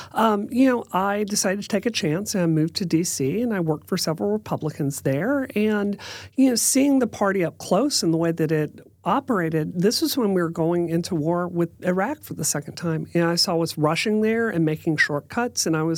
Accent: Mississippi, United States; born or raised there; moved away as an adult; also born or lived in West Virginia / Washington, D.C.

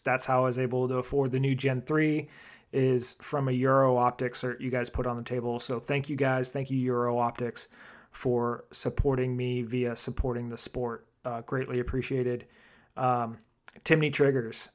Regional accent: Arizona, United States; made in my home state, Arizona

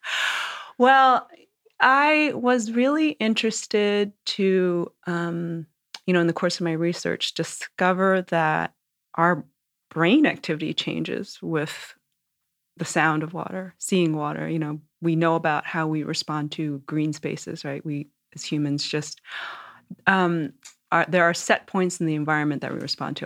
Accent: New York and Long Island, United States; I grew up in New York and Long Island mostly

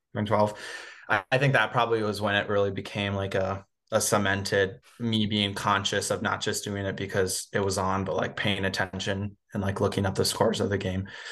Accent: Minnesota, United States; growing up in Minnesota, especially so close to the Twin Cities

